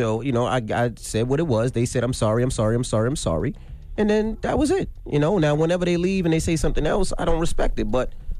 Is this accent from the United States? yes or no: yes; Queens, New York, United States; You know, I'm from Queens, and the people I know from the Bronx, whether it's Fat Joe, Remy Ma, they say it to your face.